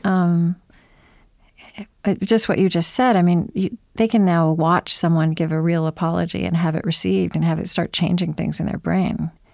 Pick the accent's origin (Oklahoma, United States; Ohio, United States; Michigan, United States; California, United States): Oklahoma, United States; I grew up in Oklahoma